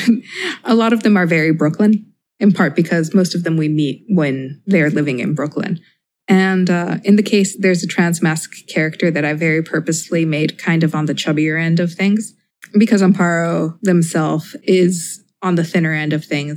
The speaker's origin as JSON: {"language": "English", "country": "Mexico", "tie": "born or raised there", "moved": "as an adult", "lives_now": "United States", "said": "growing up in Mexico"}